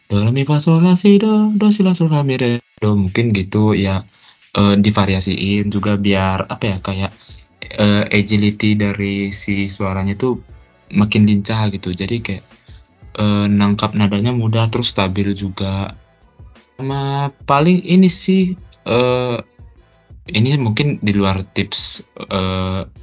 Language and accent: Indonesian; Medan, North Sumatra, Indonesia; kebetulan aku kan dari Medan ya berarti kan provinsinya Sumut jadi itu tingkat provinsi se Sumatera Utara